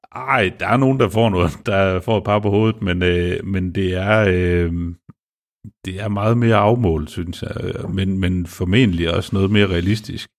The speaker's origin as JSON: {"language": "Danish", "country": "Denmark", "said": "jeg er jo også dansker"}